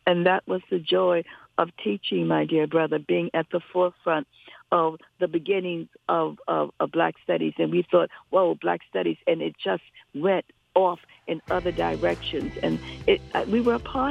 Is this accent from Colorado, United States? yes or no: no; New York City, New York, United States; when I was growing up in New York City